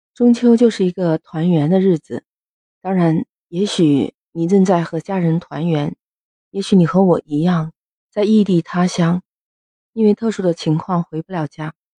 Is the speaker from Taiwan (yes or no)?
no; Guangdong, China; 我们广东这边的人就特别喜欢看粤语版本的